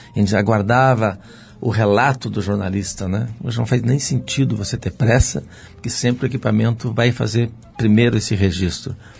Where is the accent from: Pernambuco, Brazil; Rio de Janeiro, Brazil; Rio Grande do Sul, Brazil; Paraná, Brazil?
Rio Grande do Sul, Brazil; moved away; Sou gaúcho